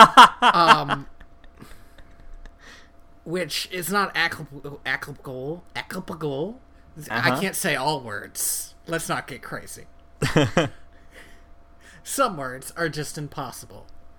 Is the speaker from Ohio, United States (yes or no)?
yes; Cleveland, Ohio, United States; So I grew up in Cleveland, where there are a lot of Italians and also Polish people.